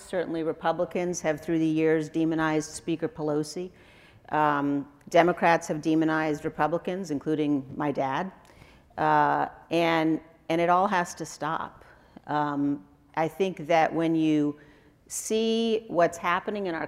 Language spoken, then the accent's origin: English; Wyoming, United States; I'm a conservative from Wyoming